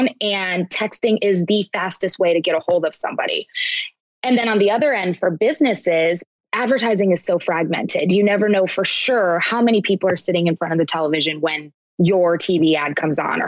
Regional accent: Iowa, United States; Both of us are born and raised in Iowa

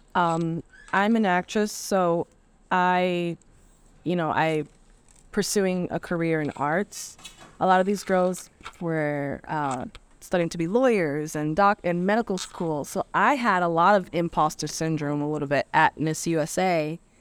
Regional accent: Providence, Rhode Island, United States; I'm from Providence, so I never really got out and saw anything outside of Providence

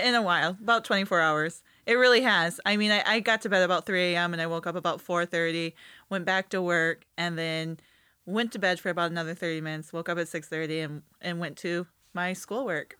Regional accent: East Jordan, Michigan, United States; moved away; also born or lived in Peshawbestown, Michigan; East Jordan, where I went to school

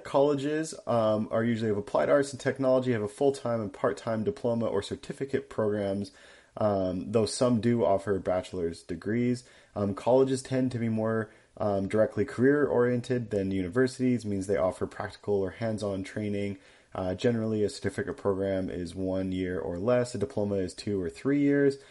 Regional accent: Canada; accent: Canadian; also born or lived in United States; I am Canadian. I am the Canadian fact checker, and you guys have definitely noticed it in my accent

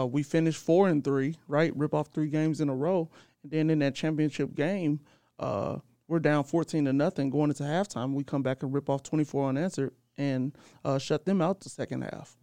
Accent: St. Louis, Missouri, United States; I'm from Saint Louis, too

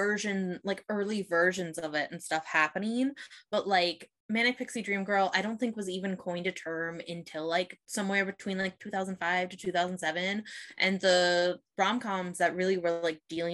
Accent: Midwest, United States; I grew up in the Midwest where everybody was like straight, white and Christian

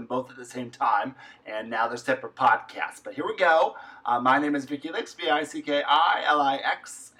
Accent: Canada; we are Canadian queens

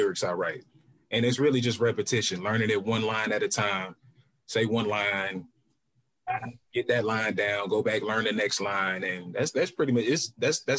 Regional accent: Jacksonville, North Carolina, United States; moved away as an adult; now in Atlanta, United States; I am from Jacksonville, North Carolina. I just moved to Atlanta maybe in April.

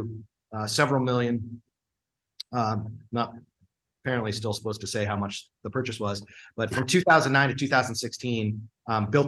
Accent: Cleveland, Ohio, United States; moved away; also born or lived in San Francisco; I grew up in Cleveland

